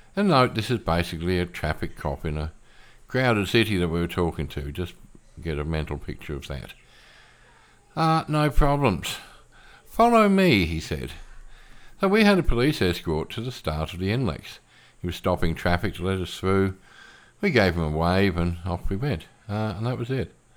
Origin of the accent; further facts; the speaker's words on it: Australia; moved away as an adult; now in Philippines; I'm an Aussie and I spent forty-five years of my life there